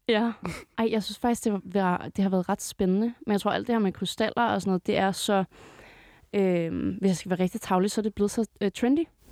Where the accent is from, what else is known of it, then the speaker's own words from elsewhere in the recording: Greve, Zealand, Denmark; jeg- jeg er fra Greve, Sjælland